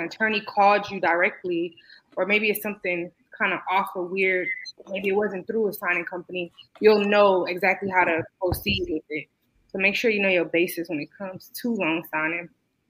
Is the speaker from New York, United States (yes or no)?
no; Georgia, United States; we're all from Georgia here. We're all from Georgia.